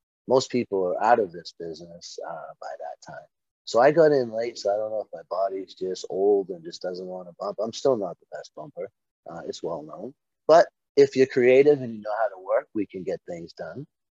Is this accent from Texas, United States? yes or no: no; Medford, Massachusetts, United States; also born or lived in Dorchester, Boston; I grew up in, my father ran Holiday Lanes in Medford for many, many, many years.